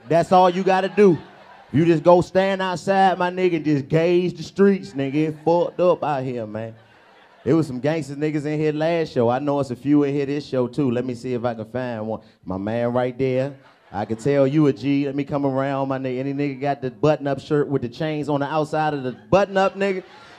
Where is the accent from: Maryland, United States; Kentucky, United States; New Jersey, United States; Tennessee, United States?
Tennessee, United States; Nashville; I'm from Nashville, Tennessee.